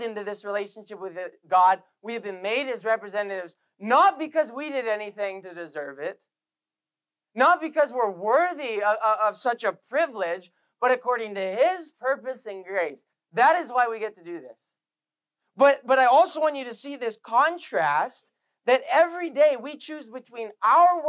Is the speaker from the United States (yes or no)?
no; Canada; we're Canadian